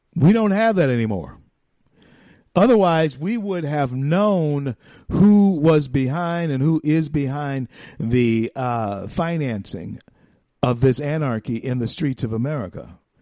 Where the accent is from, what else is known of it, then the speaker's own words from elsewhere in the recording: the South, United States; I'm a Southerner. Um, hey, listen, my history as a black man in this country runs through, starts in, roots are grounded in the South